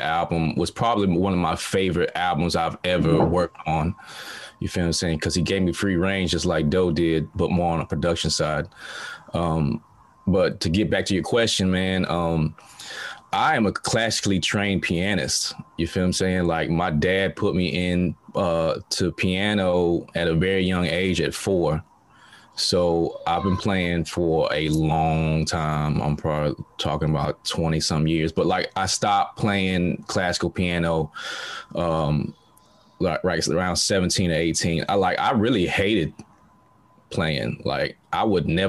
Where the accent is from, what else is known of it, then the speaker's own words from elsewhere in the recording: Montgomery, Alabama, United States; moved away as an adult; now in Shanghai, China; I was born and raised in Montgomery, Alabama